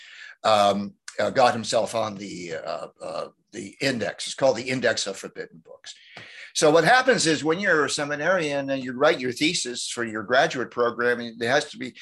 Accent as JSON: {"language": "English", "town": "Salem", "region": "Massachusetts", "country": "United States", "tie": "born or raised there", "also_born_or_lived": "Santa Barbara, California", "moved": "as an adult", "said": "I was born in Salem, Massachusetts"}